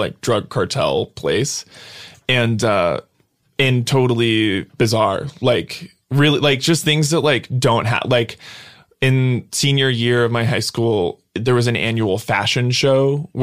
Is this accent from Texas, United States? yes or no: yes; Brownsville, Texas, United States; I grew up in Brownsville, which is the border at the very bottom